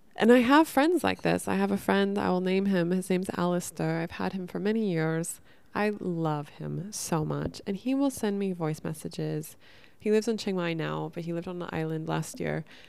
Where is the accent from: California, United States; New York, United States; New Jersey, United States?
California, United States; Northern; I grew up in Northern California